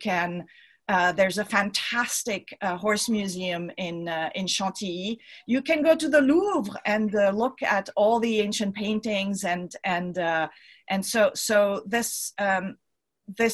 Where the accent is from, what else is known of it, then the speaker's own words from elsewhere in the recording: Switzerland; I'm from Switzerland myself